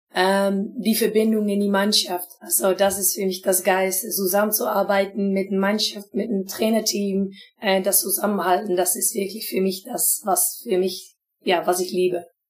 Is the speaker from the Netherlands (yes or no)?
yes; Twente area, Overijssel, Netherlands; German is a second language; ich komme aus die Strecke